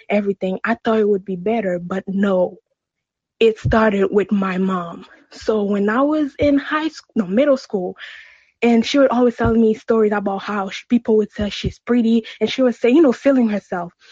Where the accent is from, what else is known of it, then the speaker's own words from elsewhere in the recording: Haiti; So I'm originally from Haiti.